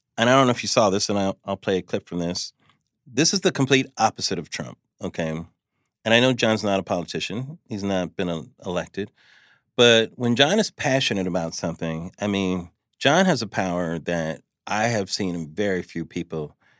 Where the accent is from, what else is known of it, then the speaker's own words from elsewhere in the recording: California, United States; I'm from California